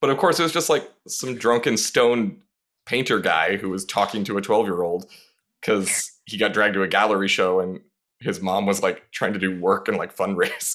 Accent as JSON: {"language": "English", "town": "Las Vegas", "region": "Nevada", "country": "United States", "tie": "born or raised there", "also_born_or_lived": "Burbank, California", "moved": "yes", "lives_now": "Los Angeles, United States", "said": "I grew up, Vegas is my hometown. Uh, I lived there the most, but I also lived in Burbank for about six years as a kid"}